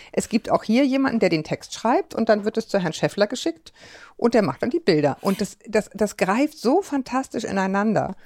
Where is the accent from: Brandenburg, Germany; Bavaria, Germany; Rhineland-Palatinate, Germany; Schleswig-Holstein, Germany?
Schleswig-Holstein, Germany; Kiel; meine Heimat Ostholstein